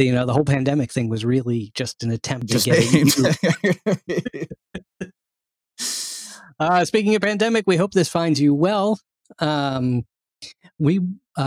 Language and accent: English; Maryland, United States; I'm from Maryland